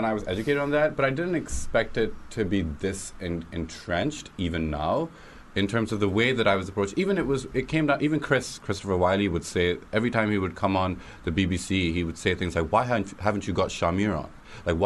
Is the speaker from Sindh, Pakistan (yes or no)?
yes; Karachi, Sindh, Pakistan; now in United Kingdom; I grew up in Karachi, Pakistan.